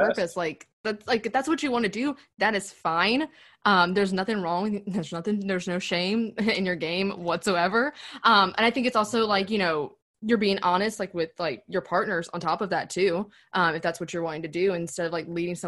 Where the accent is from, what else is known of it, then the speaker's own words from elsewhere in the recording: the South, United States; we grew up in the South